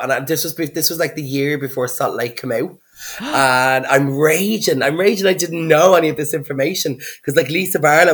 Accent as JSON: {"language": "English", "town": "Dublin", "region": "Leinster", "country": "Ireland", "said": "I am from Dublin"}